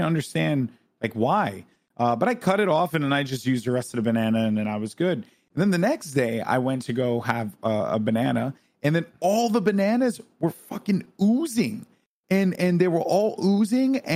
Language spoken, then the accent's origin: English; Bronx, New York, United States; I'm from the Bronx.